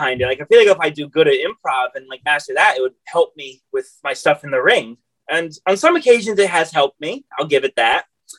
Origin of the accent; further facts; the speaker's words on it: New York City, New York, United States; New York City.